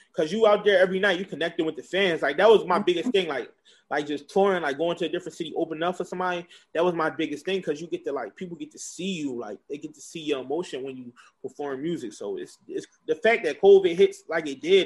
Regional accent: Philadelphia, Pennsylvania, United States; I was born in Northeast Philadelphia

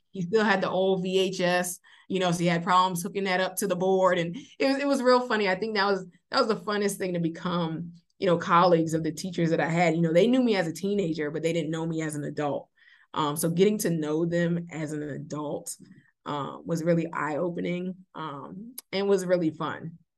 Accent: Beaufort, South Carolina, United States; also born or lived in Providence, Rhode Island; I am born and raised in Beaufort, South Carolina, so Beaufort is home.

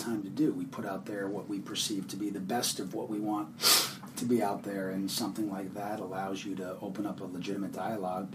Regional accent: Connecticut, United States; moved away as an adult; also born or lived in upstate New York; I grew up in Connecticut, about 15 miles outside New York City

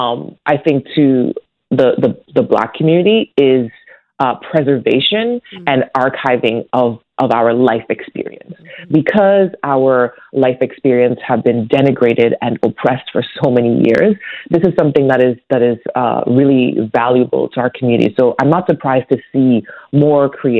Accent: Toronto, Ontario, Canada; growing up in Toronto

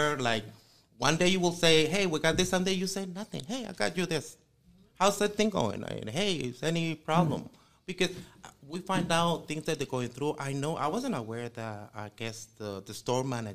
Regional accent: San Miguel, El Salvador; moved away as an adult; now in United States; 20 years in this country, but I was born and raised in El Salvador

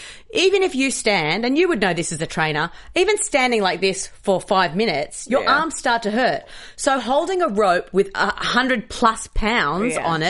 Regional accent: Australia; now in United States; I'm an Australian

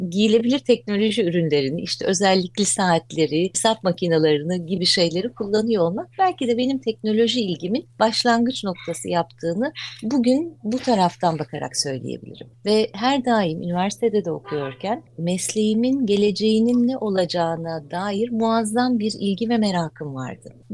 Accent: Bursa, Turkey; Bursa'da e, çok becerikli hanımların ve entelektüel bir babanın olduğu bir ailenin içine doğuyorum.

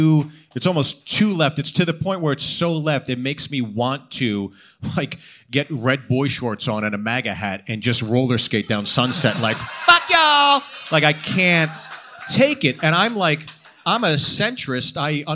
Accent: Pittsburgh, Pennsylvania, United States; also born or lived in Los Angeles; now in Nashville, United States; she's from Minnesota, I'm from Pittsburgh. We're both kind of Rust Belt kids, I guess.

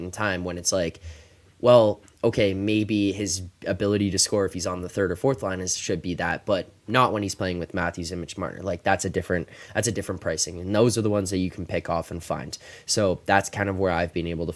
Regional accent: Toronto, Ontario, Canada; I'm also from Toronto, man.

